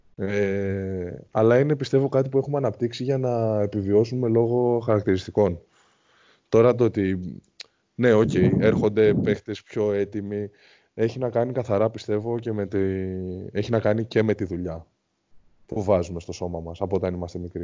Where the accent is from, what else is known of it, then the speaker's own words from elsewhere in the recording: Greece; σαν Έλληνες αθλητές